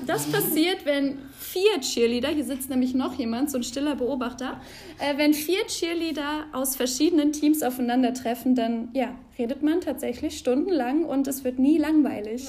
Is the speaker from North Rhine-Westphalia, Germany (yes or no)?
yes; Aachen, North Rhine-Westphalia, Germany; nach Aachen kommen durfte, in meine Heimatstadt